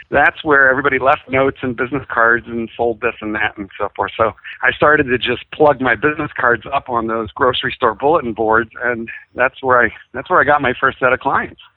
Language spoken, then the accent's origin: English; Philadelphia, Pennsylvania, United States; I grew up in Philadelphia